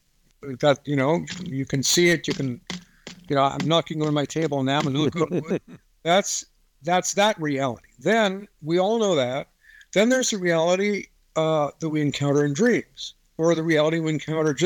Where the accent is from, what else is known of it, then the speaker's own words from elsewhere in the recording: Marin County, California, United States; now in Kentucky, United States; I'm in Kentucky right now, but I grew up in Marin County, California